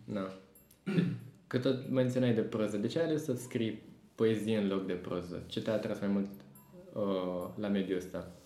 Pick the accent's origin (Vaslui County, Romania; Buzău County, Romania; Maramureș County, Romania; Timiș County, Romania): Buzău County, Romania; Buzău; now in Bucharest, Romania; Eu vin din Buzău